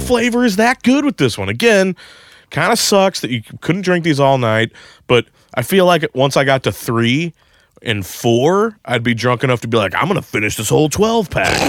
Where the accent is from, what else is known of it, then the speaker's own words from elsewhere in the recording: Saint Charles, Missouri, United States; moved away; I'm from Saint Charles